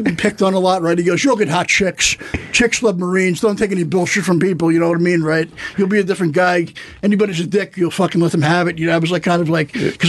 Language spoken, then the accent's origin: English; New York City, New York, United States; I'm from Staten Island. I have Italian blood.